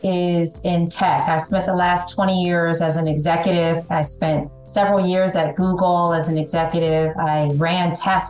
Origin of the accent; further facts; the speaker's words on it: Detroit, Michigan, United States; I grew up in Detroit, Michigan